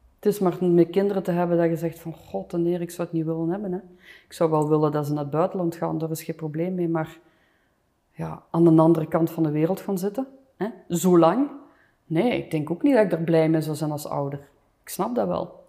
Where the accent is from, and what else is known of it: Flanders, Belgium; moved away as an adult; also born or lived in Los Angeles, United States